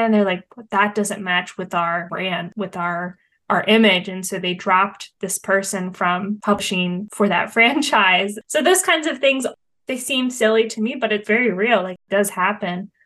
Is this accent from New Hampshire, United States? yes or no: no; Hershey, Pennsylvania, United States; we're here in central Pennsylvania and I grew up here near Hershey and Hershey Park